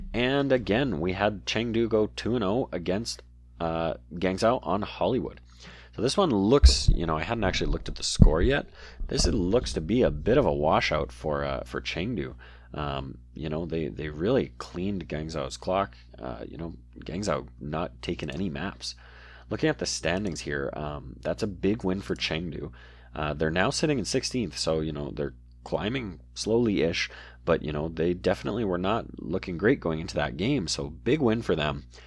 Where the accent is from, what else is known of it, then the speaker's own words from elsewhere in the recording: Canada; I'm Canadian